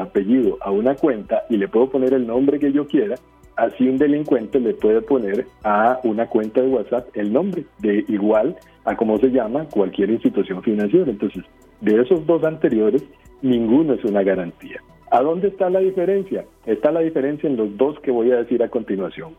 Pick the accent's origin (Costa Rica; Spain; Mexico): Costa Rica; como ticos